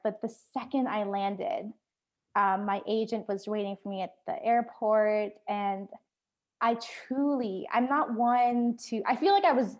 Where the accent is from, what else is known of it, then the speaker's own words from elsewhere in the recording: Da Nang, Vietnam; born there; I was stuck in Ho Chi Minh City because of work, and I was born in Da Nang.